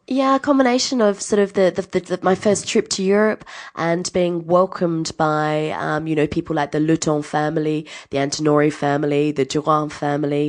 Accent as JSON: {"language": "English", "town": "Adelaide", "region": "South Australia", "country": "Australia", "tie": "born or raised there", "also_born_or_lived": "New Zealand / Tuscany, Italy", "moved": "as an adult", "said": "I grew up in Adelaide, went to the same school for twelve years."}